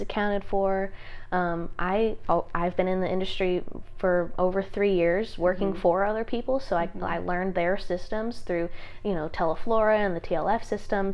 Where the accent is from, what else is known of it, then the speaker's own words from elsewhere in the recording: Sherwood, Arkansas, United States; I grew up in Sherwood. I went to North Little Rock High School